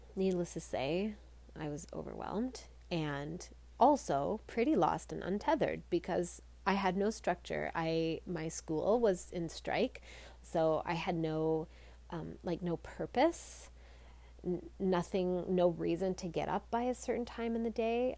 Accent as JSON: {"language": "English", "country": "Canada", "said": "I'm Canadian"}